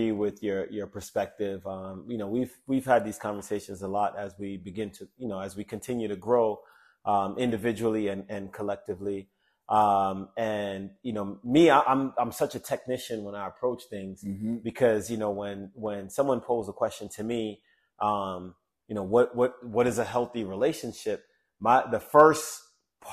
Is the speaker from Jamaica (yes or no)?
yes; Jamaica; I'm Jamaican, man.